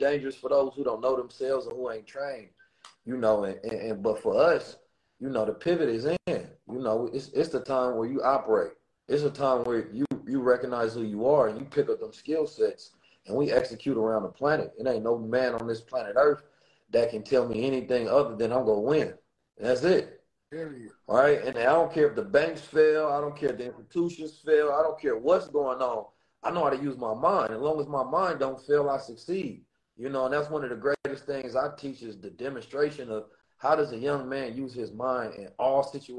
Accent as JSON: {"language": "English", "town": "Oakland", "region": "California", "country": "United States", "tie": "born or raised there", "said": "And growing up in Oakland, it definitely encoded me and ingrained me with the experiences, the knowledge, the wisdom, and the understanding to know who I am."}